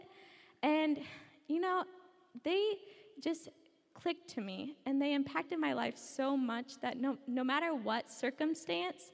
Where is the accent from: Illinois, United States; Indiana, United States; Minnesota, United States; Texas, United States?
Indiana, United States; Brownsburg; I'm from Brownsburg, Indiana, which is on the west side of Indianapolis.